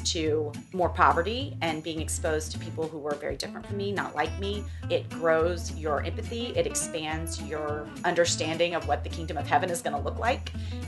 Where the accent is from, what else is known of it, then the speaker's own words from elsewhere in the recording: Southern United States, United States; now in New York, United States; Ooh, New York is home for sure. But I still identify as a Southerner.